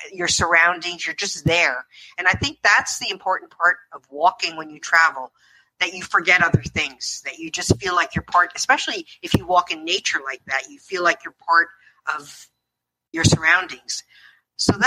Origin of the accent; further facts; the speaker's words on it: New Jersey, United States; moved away; also born or lived in Toronto; all the years when I was growing up in New Jersey